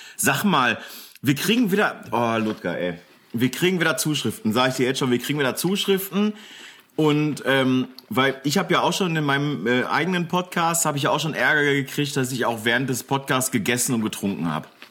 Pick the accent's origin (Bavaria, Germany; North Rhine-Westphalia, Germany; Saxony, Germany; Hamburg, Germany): North Rhine-Westphalia, Germany; Bochum; now in Velbert, Germany; ich bin in Bochum geboren